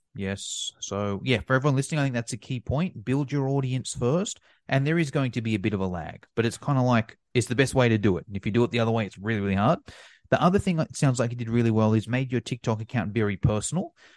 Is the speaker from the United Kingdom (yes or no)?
no; Australia; being Australian